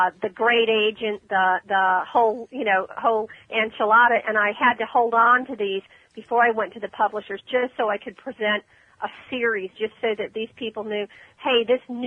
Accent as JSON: {"language": "English", "town": "Ormond Beach", "region": "Florida", "country": "United States", "tie": "born or raised there", "said": "That's my hometown, Ormond."}